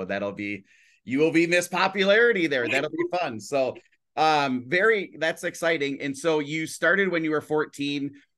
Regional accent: Brainerd, Minnesota, United States; I grew up in a town of 410 people. And so I now we bus to the bigger town of Brainerd is where I live and where I'm from.

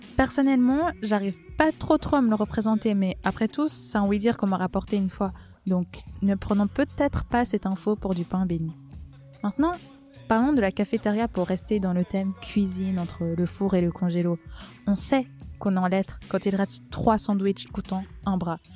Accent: Valais, Switzerland; je suis valaisanne

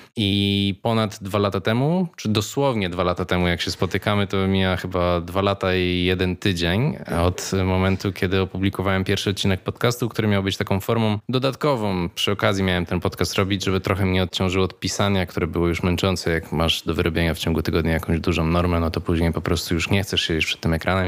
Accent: Łódź, Łódź Voivodeship, Poland; moved away as an adult; ja się wychowywałem w chyba tej najgorszej Łodzi

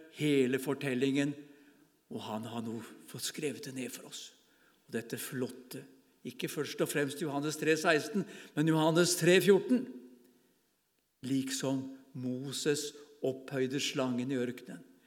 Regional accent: Bamble, Telemark, Norway; moved away as an adult; now in Farsund, Norway; Jeg er fra Bamble i Telemark. Det er der jeg vokste opp.

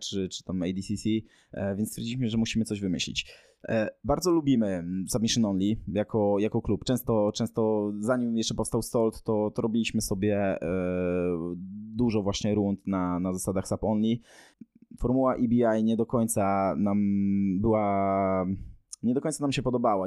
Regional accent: southern Poland, Poland; my jesteśmy z południa Polski

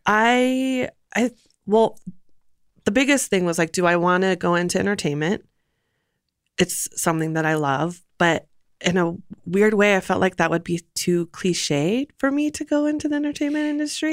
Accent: Los Angeles, California, United States; moved away as an adult; also born or lived in Santa Monica, California / Burbank, California; now in Portland, United States; born and raised in L

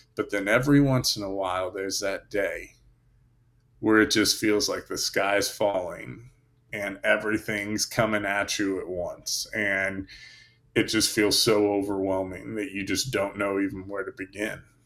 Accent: Indiana, United States; moved away as an adult; also born or lived in Germany / New York / Fort Bragg / Florida; I grew up in Indiana, and then I was stationed in Germany.

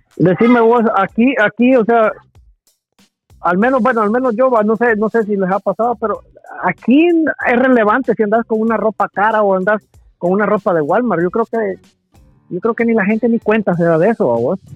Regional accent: Guatemala; now in United States; como Chapín

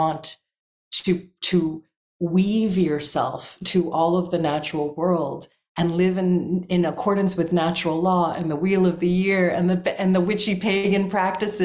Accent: South Florida, United States; I'm also from South Florida, I've got a little hood like edge

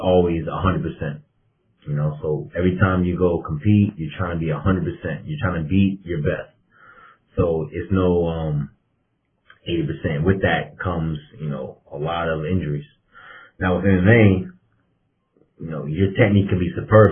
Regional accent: Cincinnati, Ohio, United States; moved away; also born or lived in Florida; I grew up in Cincinnati

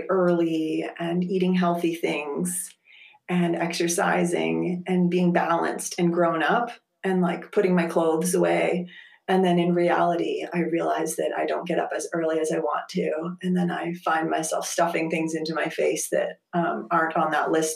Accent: rural area of Eastern Ontario, Canada; also born or lived in Texas; I grew up right around here

